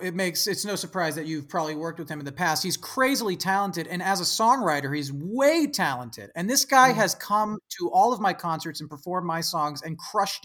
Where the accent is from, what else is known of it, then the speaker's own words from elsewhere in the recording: San Francisco Bay Area, California, United States; my hometown in the San Francisco Bay Area.